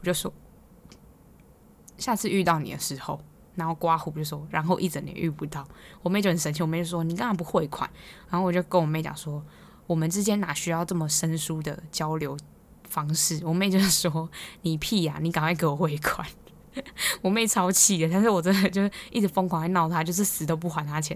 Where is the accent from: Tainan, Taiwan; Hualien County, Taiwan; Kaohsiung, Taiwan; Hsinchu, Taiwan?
Hualien County, Taiwan; Hualien; now in Taipei, Taiwan; 我是花莲人嘛，然后花莲人就是真的看烟火看到烂掉